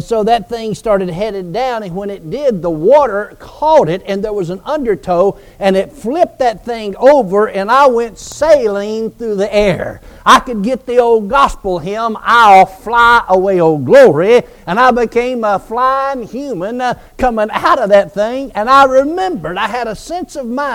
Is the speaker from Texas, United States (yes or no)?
no; Georgia, United States; now in Oklahoma, United States; I grew up on the Chattahoochee River down in Georgia, you know, even though now we live in Oklahoma